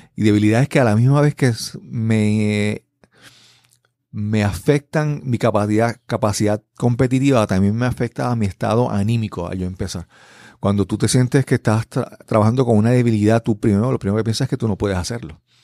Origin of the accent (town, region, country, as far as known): Puerto Rico; first language Spanish